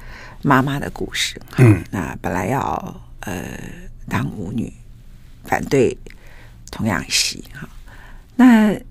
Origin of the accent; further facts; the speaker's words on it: Taichung, Taiwan; 对，然后后来因为我在台中长大，我讲台中米港店，台中最大汉呢，哎，饮水思源这样啊。但是我暑假会回去罗东这样哈。